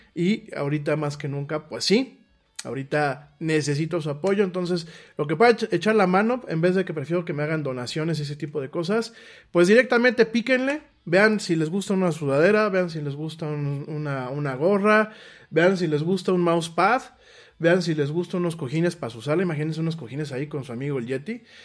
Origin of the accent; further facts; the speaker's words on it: Mexico; en mi país